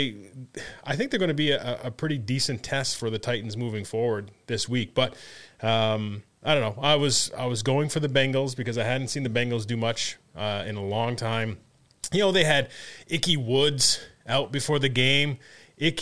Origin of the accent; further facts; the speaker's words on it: Canada; also born or lived in Colgate (US, university); I'm Canadian.